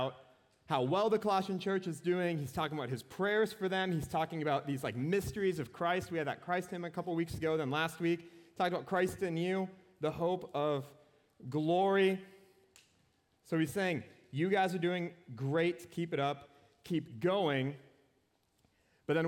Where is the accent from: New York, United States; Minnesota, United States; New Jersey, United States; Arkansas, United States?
Minnesota, United States; Anoka; Anoka, Minnesota. It's my hometown.